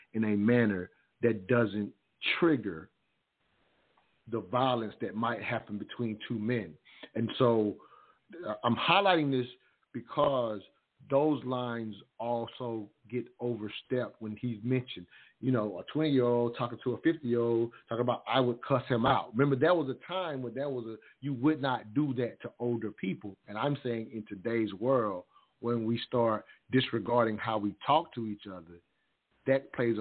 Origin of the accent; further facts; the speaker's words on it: the South, United States; I come from the South